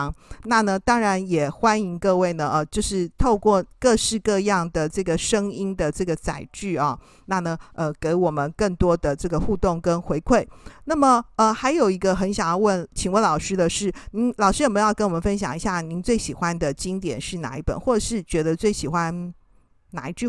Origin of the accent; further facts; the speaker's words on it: Taiwan; 可是我们台湾人非常喜欢用 Line，对不对哈？